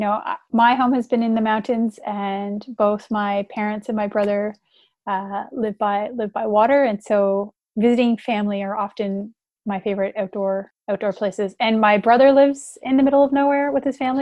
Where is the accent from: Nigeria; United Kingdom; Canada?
Canada; I'm Canadian